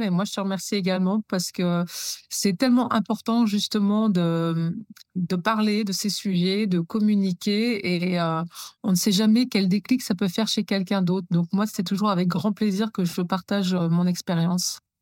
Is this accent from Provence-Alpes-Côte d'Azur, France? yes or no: no; Normandy, France; also born or lived in Chambéry, Savoie; on a quitté la Savoie pour venir vivre en Normandie. Donc, j'avais plus ou moins sept ans